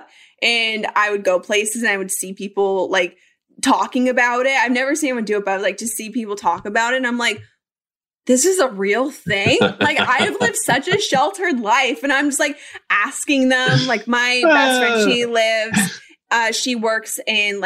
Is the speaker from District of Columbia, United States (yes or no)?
no; Colorado, United States; I grew up in Colorado and my family snowboards and they ski